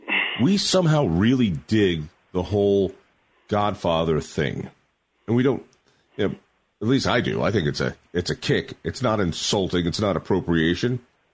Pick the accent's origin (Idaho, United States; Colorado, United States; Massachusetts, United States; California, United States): Colorado, United States; I grew up in Colorado.